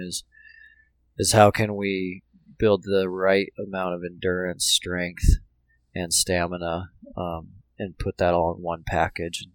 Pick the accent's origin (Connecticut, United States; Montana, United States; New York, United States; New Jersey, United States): Montana, United States; Billings; now in Bozeman, United States; I'm a Montana kid. Grew up in Montana. Um, grew up in Billings